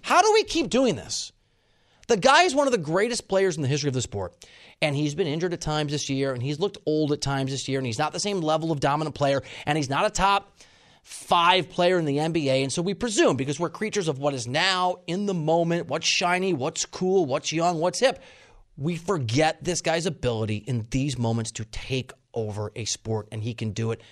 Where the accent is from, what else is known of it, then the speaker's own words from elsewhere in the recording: Dubuque, Iowa, United States; also born or lived in suburb of Chicago, Illinois; I grew up in Dubuque, Iowa.